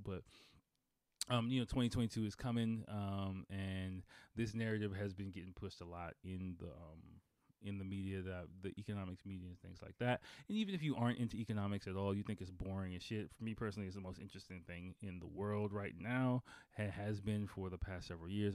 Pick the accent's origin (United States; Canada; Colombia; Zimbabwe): United States; Washington, District of Columbia; I'm from Washington D.C.